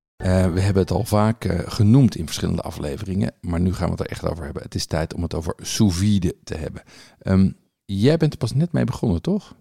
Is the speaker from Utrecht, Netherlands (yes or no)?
yes; Bilthoven, Utrecht, Netherlands; moved away; ik heb dus met een van de broertjes Niemeyer op de lagere school gezeten